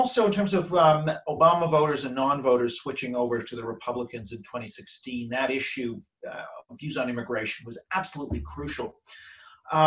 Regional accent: Canada; moved away as an adult; now in London, United Kingdom; since I'm Canadian

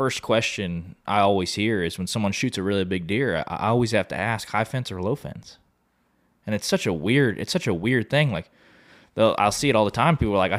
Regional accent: Oklahoma, United States; now in Texas, United States; I grew up in Oklahoma

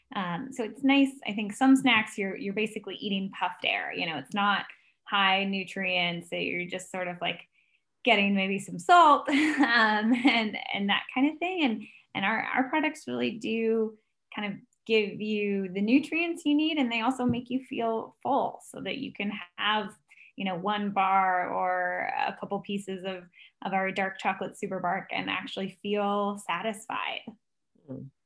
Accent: United States; as an American

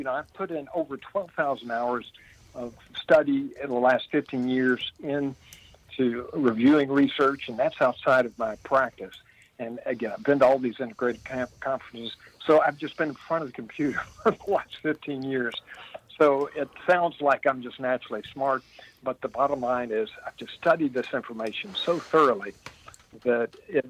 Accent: Midway, Kentucky, United States; Well, I live in the town I grew up in, believe it or not. I'm 66 years old, and I've been in Midway, Kentucky, Central Kentucky, horse country, for 66 years.

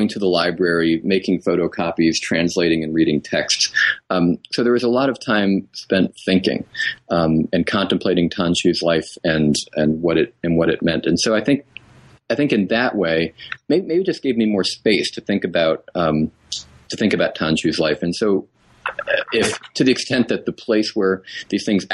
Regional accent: New England, United States; I was raised in New England

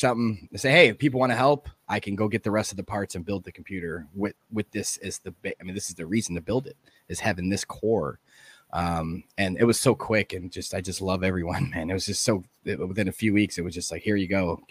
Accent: Chicago, Illinois, United States; I was born and raised in Chicago

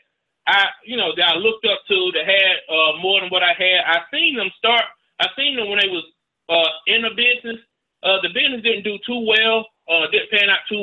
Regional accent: Rome, Georgia, United States; I'm from Rome, Georgia, man, the home of the Seven Hills.

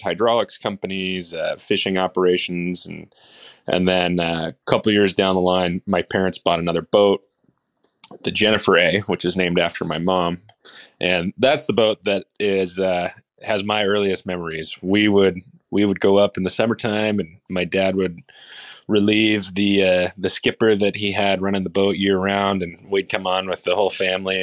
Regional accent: Seattle, Washington, United States; also born or lived in Edmonds, Washington; I'm from Seattle, Washington, Bree and I live just north of Seattle in a town called Edmonds

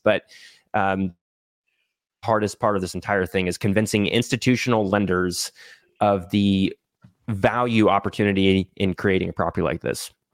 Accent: Texas, United States; moved away; also born or lived in Idaho; I grew up in Texas, but my family moved up to Idaho, uh, in two thousand nine. So lived in Idaho for ten years and then moved back down to Texas

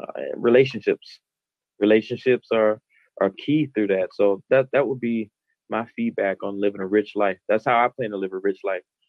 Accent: Madison, United States; moved away as an adult; also born or lived in the South; now in Baltimore, United States; Madison, giving my hometown a shout out

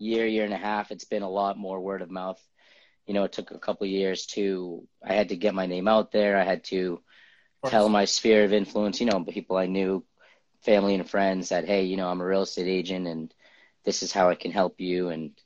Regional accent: Lowell, Massachusetts, United States; also born or lived in Cambridge, Massachusetts / Somerville, Massachusetts; now in Medford, United States; I was born in Cambridge, lived in Somerville my early years, and then moved to Lowell. So like my teenager, early 20s, I lived in Lowell.

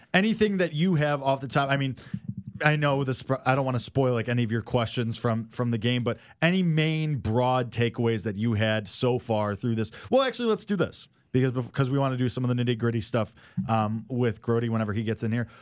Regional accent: Chicago, Illinois, United States; I was born within the city limits and I lived there my whole life

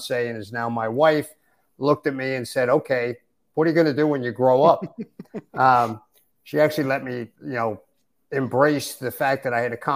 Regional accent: Westchester County, New York, United States; moved away as an adult; also born or lived in southeastern United States; now in Michigan, United States; I grew up right outside New York City in Westchester County, just north of the city

